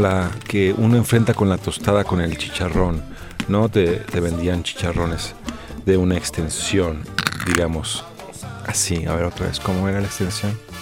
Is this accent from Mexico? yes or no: yes; Mexico